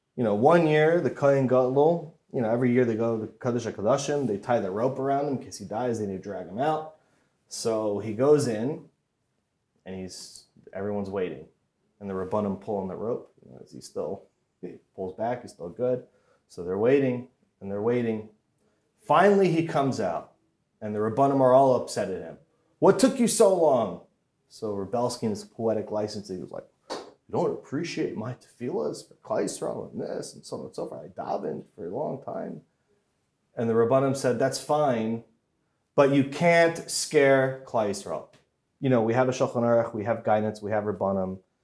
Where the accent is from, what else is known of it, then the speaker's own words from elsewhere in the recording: Hollywood, Florida, United States; I grew up in Hollywood, Florida